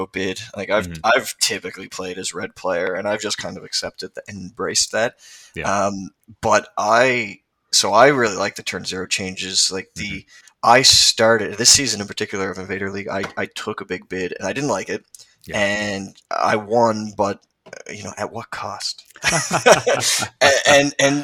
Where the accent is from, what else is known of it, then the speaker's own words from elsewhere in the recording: Canada; I'm a Canadian